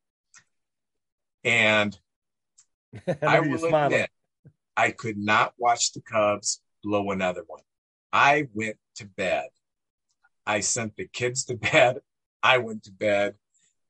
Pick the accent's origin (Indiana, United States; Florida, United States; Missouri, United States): Missouri, United States; St. Louis; a Cub fan growing up in St. Louis